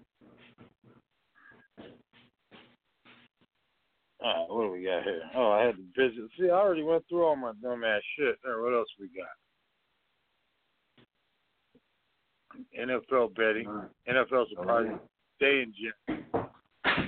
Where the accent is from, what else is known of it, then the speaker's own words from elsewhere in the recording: Montana, United States; I'm from Montana